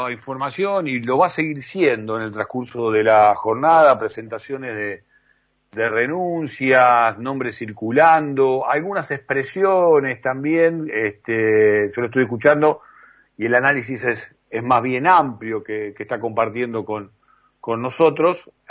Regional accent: Entre Ríos, Argentina; yo soy peronista de Entre Ríos. ¿Qué es ser peronista de Entre Ríos?

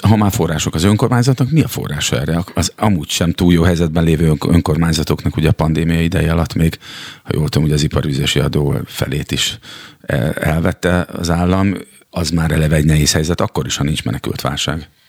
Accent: Szeged, Csongrád-Csanád, Hungary; én szegedi vagyok

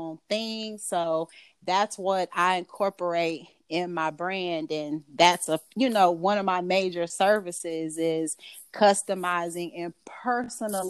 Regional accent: Gwinnett County, Georgia, United States; I am from Georgia. Gwinnett County, Georgia, to be exact.

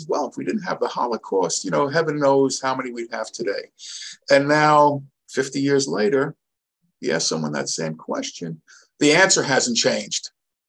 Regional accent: Muncie, Indiana, United States; when I grew up in Muncie, before it was Muncie, we only had a mezuzah on the front door.

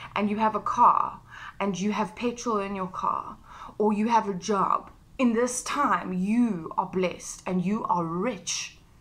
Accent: South Africa; I'm South African

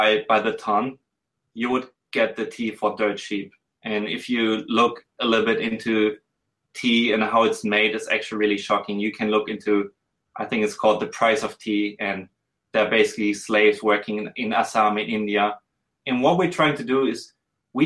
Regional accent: Germany; also born or lived in Switzerland / Hong Kong; I'm a white male. I'm from Germany

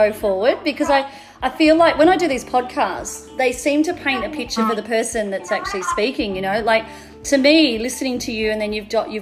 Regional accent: Melbourne, Victoria, Australia; also born or lived in Mornington Peninsula; now in Northern New South Wales, Australia; I'm from Melbourne, but I live in Northern New South Wales now

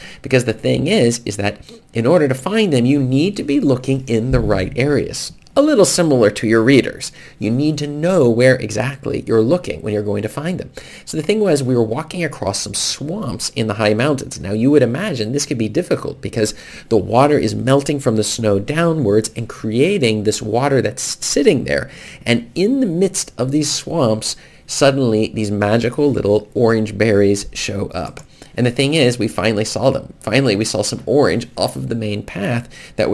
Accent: United States; now in Norway; where I grew up in America

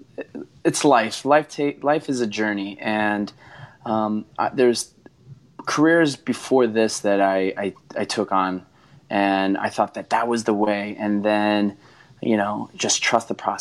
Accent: Connecticut, United States; growing up in Connecticut

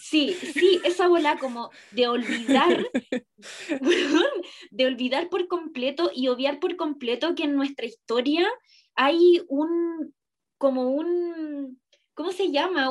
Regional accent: Iquique, Tarapacá, Chile; yo crecí toda mi infancia y adolescencia en Iquique, en el norte

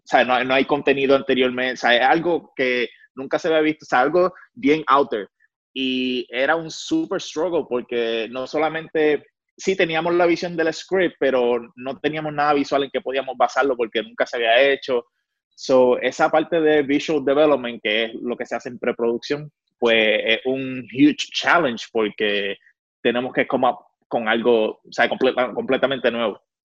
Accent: Puerto Rico; obviamente soy puertorriqueño

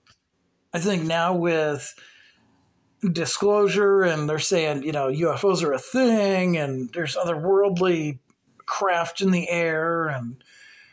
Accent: Cape Girardeau, Missouri, United States; Cape Girardeau, which is basically our hometown

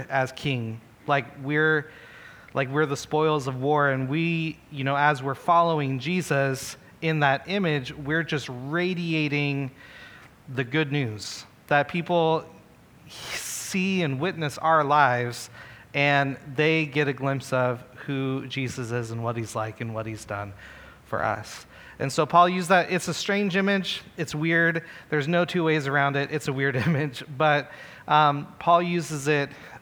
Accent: United States; I'm American

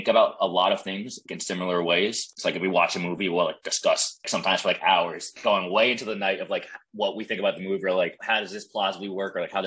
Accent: New Jersey, United States; moved away as an adult; also born or lived in North Carolina; I'm from New Jersey. Grew up in New Jersey and then went to UNC in North Carolina.

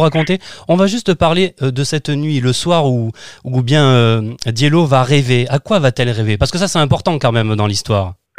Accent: Camargue, Provence-Alpes-Côte d'Azur, France; je suis natif de la Camargue

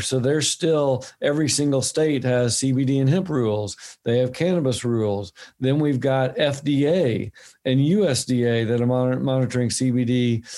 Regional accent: Oklahoma, United States; now in Bend, United States; my home state i live in oregon now my home state was oklahoma

